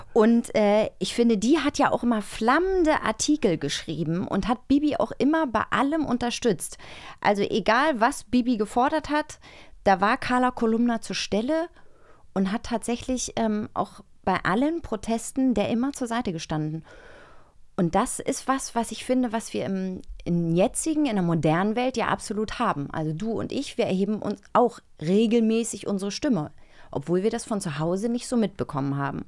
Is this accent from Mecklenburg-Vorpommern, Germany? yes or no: yes; Rügen, Mecklenburg-Vorpommern, Germany; ich bin auf Rügen aufgewachsen im Osten